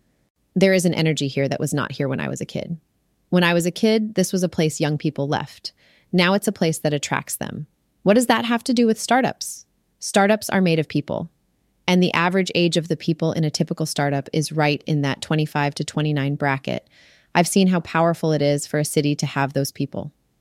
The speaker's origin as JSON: {"language": "English", "town": "Monroeville", "region": "Pennsylvania", "country": "United States", "tie": "born or raised there", "lives_now": "Silicon Valley, United States", "said": "I understand Pittsburgh pretty well because I grew up here in Monroeville. And I understand Silicon Valley pretty well because that's where I live now."}